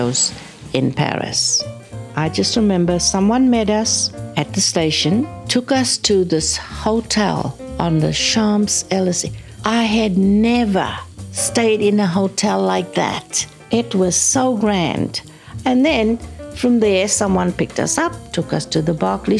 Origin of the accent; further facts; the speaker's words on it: South Africa; moved away as an adult; I'm from South Africa.